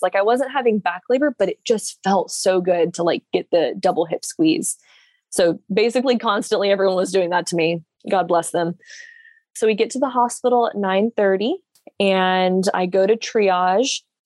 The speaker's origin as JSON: {"language": "English", "town": "Jacksonville", "region": "Florida", "country": "United States", "tie": "born or raised there", "said": "I am from Jacksonville, Florida, born and raised here"}